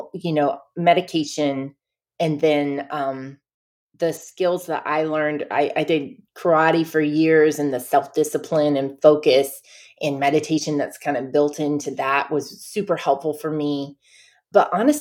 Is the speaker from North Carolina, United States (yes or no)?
yes; Cullowhee, North Carolina, United States; moved away as an adult; also born or lived in Oberlin, Ohio; I'm from Cullowhee, North Carolina. It's an hour southwest of Asheville, North Carolina, which is kind of the nearest landmark that people will know of. So I grew up basically in the Great Smoky Mountains National Park.